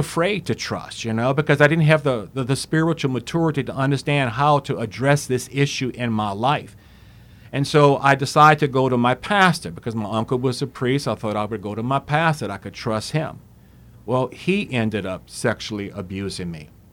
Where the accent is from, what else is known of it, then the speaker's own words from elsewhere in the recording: Opelousas, Louisiana, United States; I was born in Opelousas, and, uh, came from a very good family